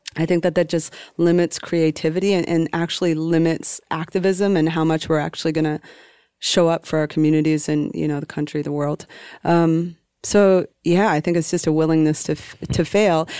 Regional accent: Calais, Maine, United States; a little working class town in northern Maine. It's called Callis. Like, uh, it's spelled Calais

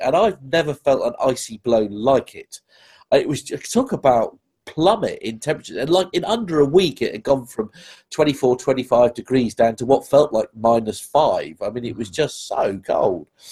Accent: England, United Kingdom; as an Englishman in New York

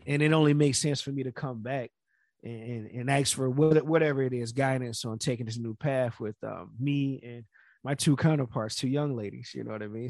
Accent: Florida, United States; I'm from Florida

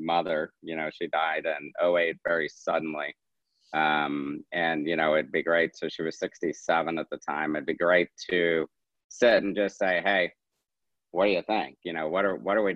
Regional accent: St. Louis, Missouri, United States; we're from St. Louis

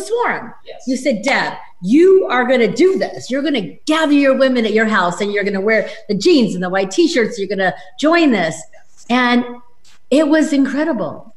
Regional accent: Reno, Nevada, United States; I'm from Reno

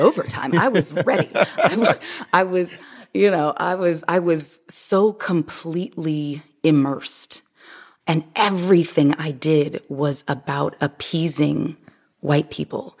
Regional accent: Omaha, Nebraska, United States; also born or lived in Miami; now in Los Angeles, United States; I grew up, I'm originally from Omaha, Nebraska

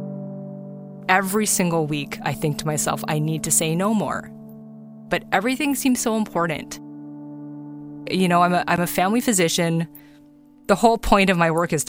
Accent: Toronto, Ontario, Canada; born or raised there; now in British Columbia, Canada

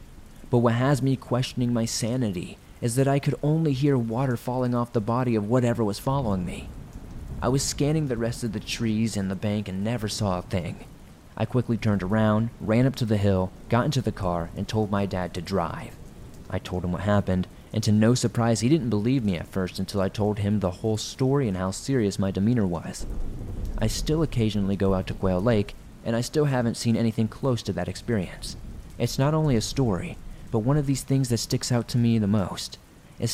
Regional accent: South Africa; So to give you some background, I'm from South Africa. I'm a 26-year-old female, and the people here aren't as rich as many other cultures worldwide.

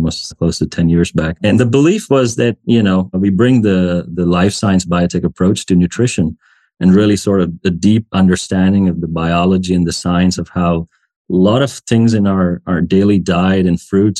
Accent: India; moved away as an adult; also born or lived in United States; now in Switzerland; I grew up in India, where I trained as an internal medicine doctor in the Indian language, and which is Hindi

